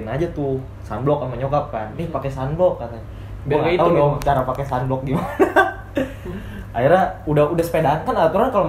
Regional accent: Bandung, West Java, Indonesia; kampung gua di Bandung

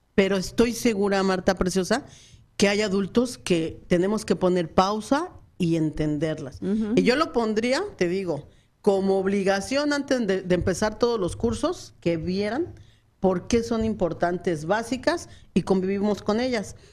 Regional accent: Mexico City, Mexico; moved away as an adult; now in Phoenix, United States; soy del DF

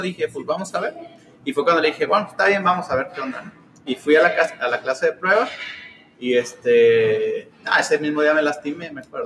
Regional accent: Tepic, Nayarit, Mexico; moved away as an adult; also born or lived in Guadalajara; now in Los Cabos, Mexico; yo soy nacido en Tepic, Nayarit. Ah. Eh, a los 18 me fui a vivir a Guadalajara.

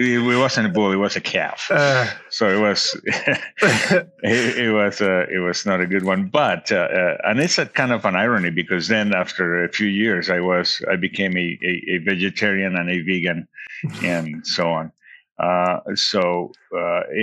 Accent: Bucaramanga, Santander, Colombia; moved away as an adult; also born or lived in Belgium; now in Denver, United States; I decided to come back to Colombia and finish architecture in my hometown, Bucaramanga, at the Santo Tomas University.

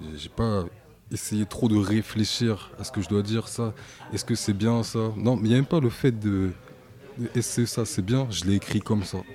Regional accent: Coutances, Normandy, France; D'origine haïtienne, c'est mon père qui est né à Haïti. Moi, je, suis, bah, je suis né à Coutances

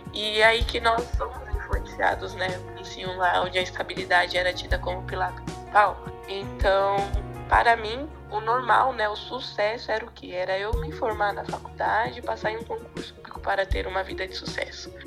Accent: São Paulo, Brazil; sou da cidade de São Paulo

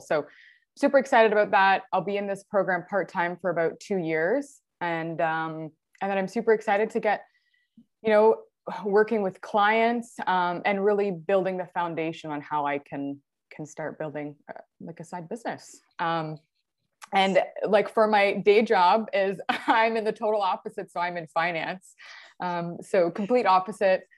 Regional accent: near Niagara Falls, Ontario, Canada; I'm from Ontario, Canada, really close to Niagara Falls.

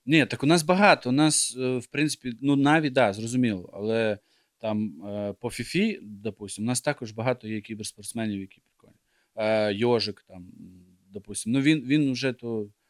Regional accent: Ukraine; я виріс в Україні

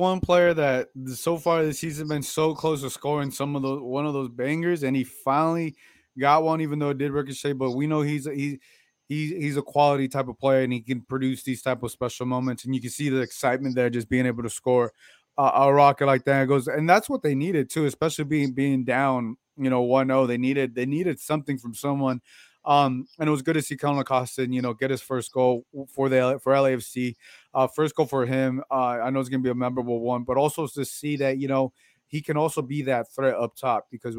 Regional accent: West Covina, California, United States; Well, I'm from West Covina. I'm assuming you know where that's at, but yeah, I'm from West Covina. But yeah, LA.

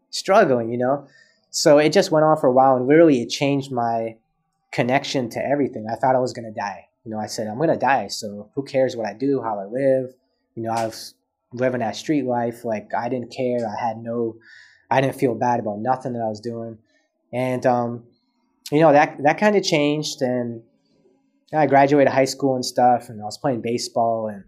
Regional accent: Canada; born there; so I was born premature in Canada

